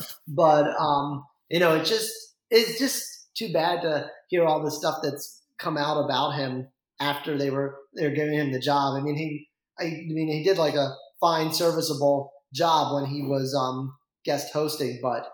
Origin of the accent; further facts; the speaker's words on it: Vermont, United States; I grew up in Vermont for a while. And I think I was like one of five people in my high school who cared about college football.